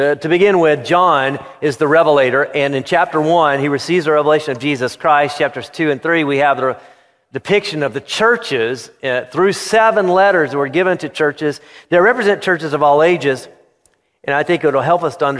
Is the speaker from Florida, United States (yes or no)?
yes; Florida, United States; I grew up in Florida